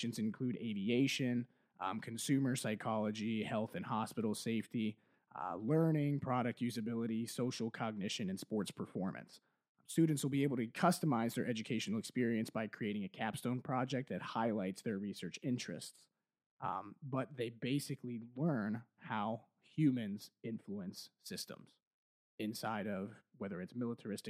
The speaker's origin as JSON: {"language": "English", "town": "Canton", "region": "Ohio", "country": "United States", "said": "small town dude from Canton, Ohio."}